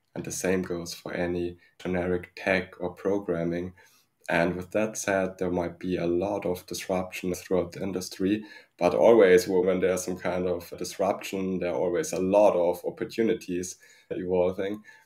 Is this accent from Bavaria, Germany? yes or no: yes; Munich, Bavaria, Germany; accent: German; English is a second language; now in Burghausen, Germany; I'm from Munich